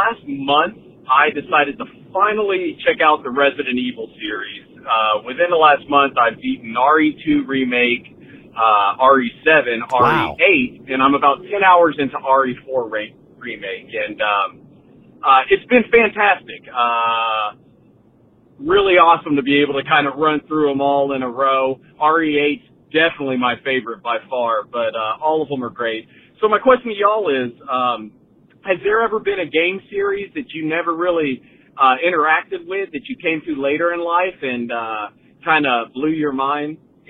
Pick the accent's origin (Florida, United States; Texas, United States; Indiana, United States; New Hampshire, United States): Texas, United States; Dallas; I'm from Dallas, Fort Worth, Texas.